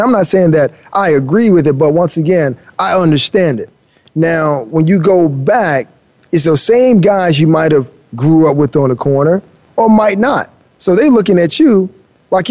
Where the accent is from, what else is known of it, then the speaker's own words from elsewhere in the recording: Miami, Florida, United States; I grew up in Miami, right? And I grew up in the rough part of Miami, and I've seen a lot